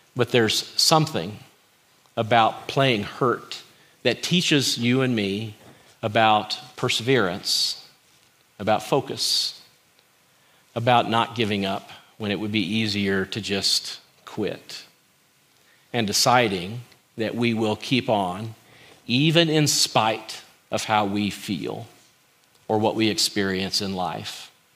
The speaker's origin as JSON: {"language": "English", "region": "Kentucky", "country": "United States", "tie": "born or raised there", "said": "I grew up in Kentucky"}